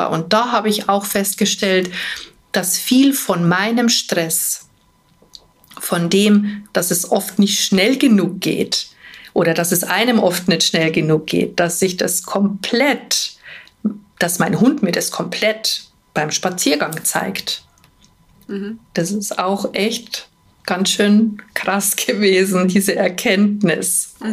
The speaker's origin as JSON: {"language": "German", "region": "Bavaria", "country": "Germany", "said": "Also ich sage immer, bei uns in Bayern sagt man pressiert, wenn es einem nie schnell genug geht"}